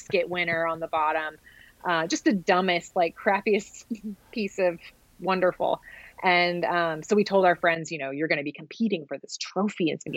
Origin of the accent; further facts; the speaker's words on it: Dallas, Texas, United States; also born or lived in Austin, Texas; I grew up in Dallas